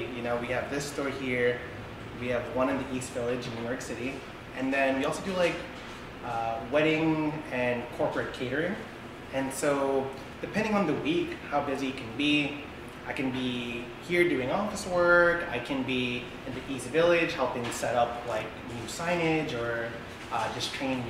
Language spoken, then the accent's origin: English; Philippines; We're both Filipino, but when we were dating, she was thinking AP Mandarin.